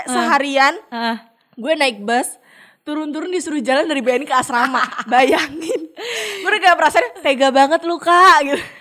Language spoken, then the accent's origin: Indonesian; Blitar, East Java, Indonesia; Eh gue kan nih di Blitar ya gue Jawa hmm. Timur dan gue merasa suhu di sana adalah dingin enak lah